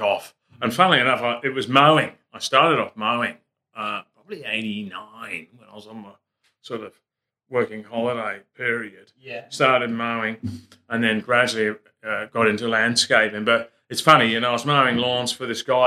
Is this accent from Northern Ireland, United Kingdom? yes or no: no; Birmingham, West Midlands, United Kingdom; moved away as an adult; also born or lived in Canada; now in Australia; I grew up in Birmingham